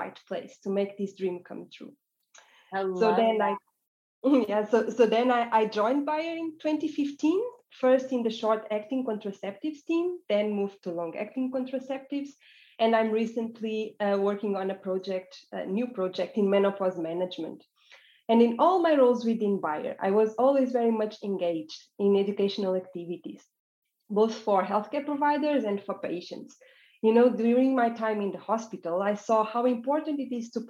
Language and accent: English; Portugal; moved away as an adult; also born or lived in Berlin, Germany; now in Basel, Switzerland; I am from Portugal, and I work there in clinical practice